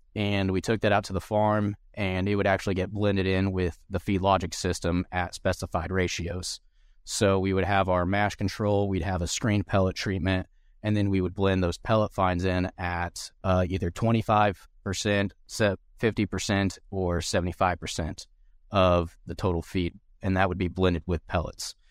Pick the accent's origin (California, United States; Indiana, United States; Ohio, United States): Indiana, United States; Southern; moved away as an adult; also born or lived in Manhattan, Kansas; now in Kansas, United States; I'm originally from Southern Indiana. Um, grew up showing hogs and cattle